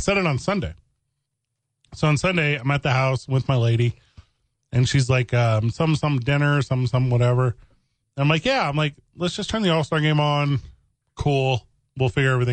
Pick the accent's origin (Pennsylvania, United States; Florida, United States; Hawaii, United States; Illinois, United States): Illinois, United States; East St. Louis; now in Albuquerque, United States; growing up in East St. Louis, which is technically in Illinois